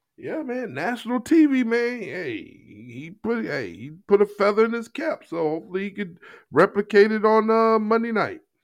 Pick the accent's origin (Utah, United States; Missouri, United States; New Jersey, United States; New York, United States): Missouri, United States; Jennings; I grew up in Jennings, Missouri